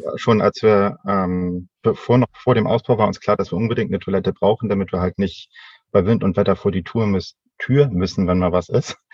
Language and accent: German; Northern Germany, Germany; Als äh, Norddeutscher